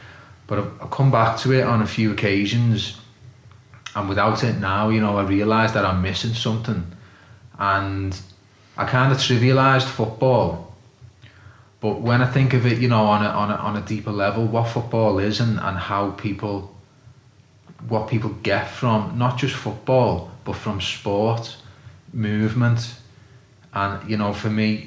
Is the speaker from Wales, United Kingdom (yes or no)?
no; Liverpool, North West England, United Kingdom; I'm from Liverpool